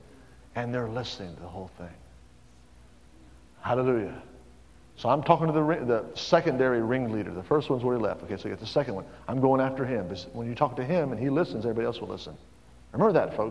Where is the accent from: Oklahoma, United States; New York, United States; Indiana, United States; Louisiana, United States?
Oklahoma, United States; Tulsa; I was brought up in Tulsa